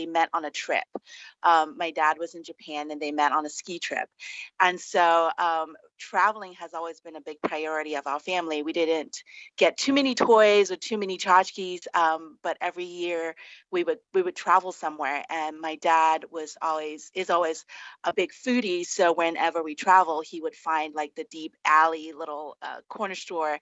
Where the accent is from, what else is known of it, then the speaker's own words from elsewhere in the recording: Singapore; now in Hawaii, United States; I was born and raised in Singapore, and we have this very famous dish called chicken rice